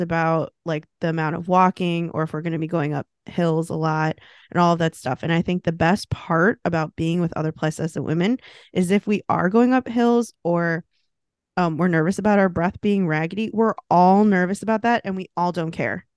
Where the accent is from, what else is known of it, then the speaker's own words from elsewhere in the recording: United States; being American